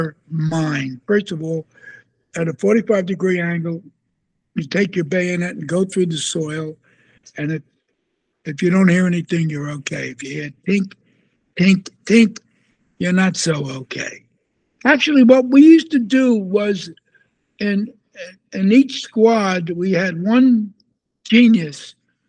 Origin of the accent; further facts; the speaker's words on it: New York City, New York, United States; I'm from Brooklyn